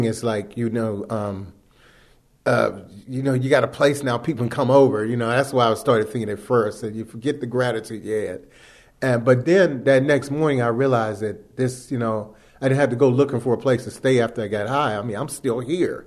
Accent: Washington, District of Columbia, United States; I'm from Washington, D.C. I was born in Columbia Hospital, not far from here, Columbia Women's Hospital.

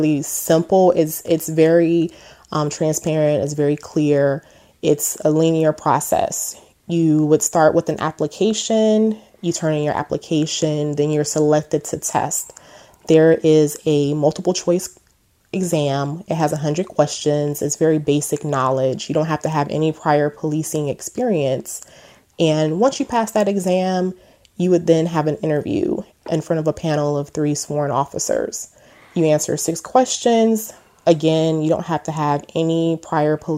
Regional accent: Texas, United States; moved away as an adult; also born or lived in Houston, Texas / Washington, D.C. area; I'm originally from Texas. I grew up in a small town about 2.5 hours outside of Houston. We later moved to Houston, where I lived and graduated from high school from

